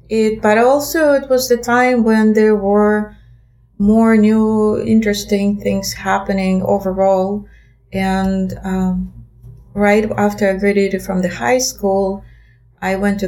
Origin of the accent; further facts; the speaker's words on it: Russia; English is a second language; My years of growing up in Russia came to the interesting times, because my school years, elementary and middle school, came to time still of the Soviet Union.